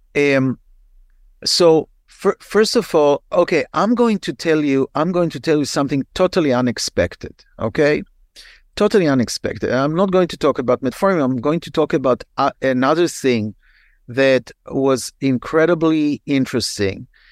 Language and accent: English; Israel; moved away as an adult; now in United States; I'm, I'm originally from Israel, and when I practiced in Israel in the eighties